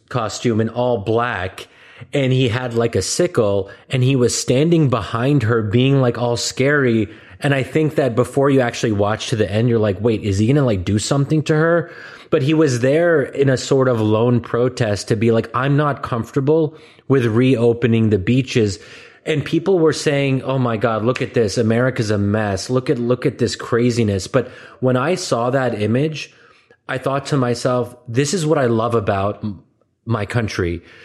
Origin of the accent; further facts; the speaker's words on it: United States; as an American